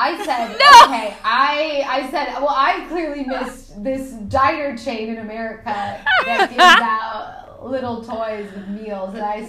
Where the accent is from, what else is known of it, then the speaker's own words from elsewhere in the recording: Portland, Oregon, United States; I'm from Portland, Oregon.